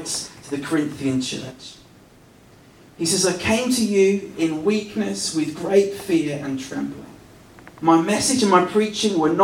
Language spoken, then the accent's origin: English; West Country, South West England, United Kingdom; moved away; I grew up in the West Country